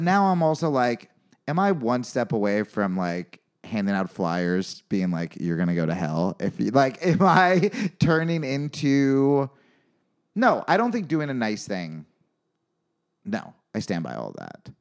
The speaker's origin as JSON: {"language": "English", "region": "New York", "country": "United States", "tie": "born or raised there", "said": "I grew up in New York."}